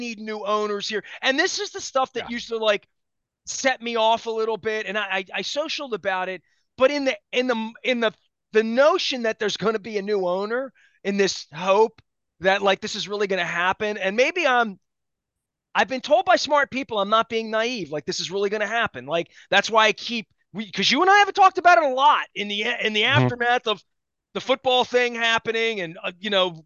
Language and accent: English; Baltimore, Maryland, United States; I'm from Baltimore